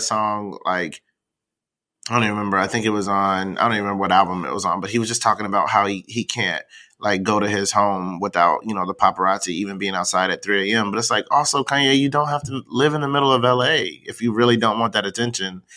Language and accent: English; the South, United States; I'm from the South